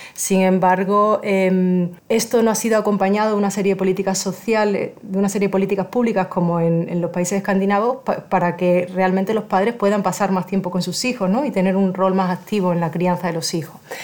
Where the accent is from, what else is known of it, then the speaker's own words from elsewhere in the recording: Spain; moved away; soy originaria de España